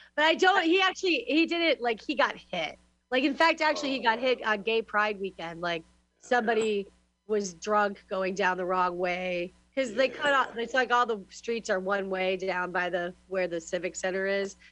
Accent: San Francisco, California, United States; now in Glasgow, United Kingdom; I'm from Glasgow. I live, or I'm from the, I'm from really San Francisco mostly, but in Glasgow, Scotland.

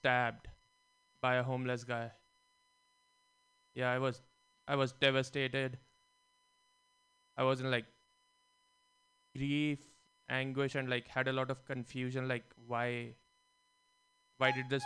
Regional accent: India; now in San Francisco, United States; Growing up in India

